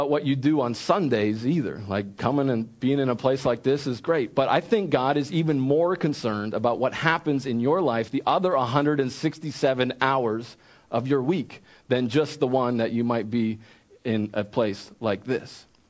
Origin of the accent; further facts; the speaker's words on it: Wilmington, Delaware, United States; moved away as an adult; also born or lived in central Pennsylvania; I grew up in Wilmington, Delaware, and I was not around farms.